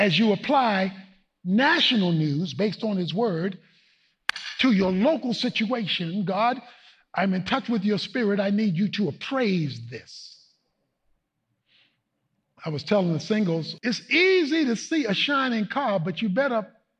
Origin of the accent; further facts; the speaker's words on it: Baltimore, Maryland, United States; moved away; Baltimore, my hometown